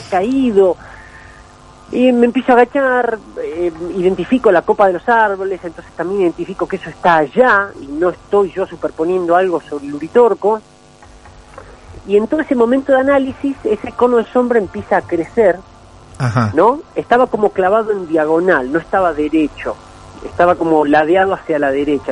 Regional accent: Capilla del Monte, Córdoba, Argentina; moved away as an adult; now in Buenos Aires, Argentina; yo me crío acá en Capilla del Monte desde que tengo un año y bueno, este, viví toda mi vida

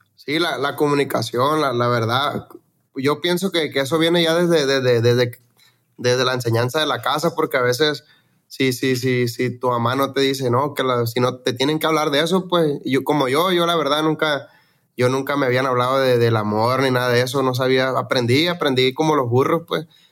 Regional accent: Los Mochis, Sinaloa, Mexico; now in Phoenix, United States; yo soy de Mochis, de Sinaloa, allá de los Mochis

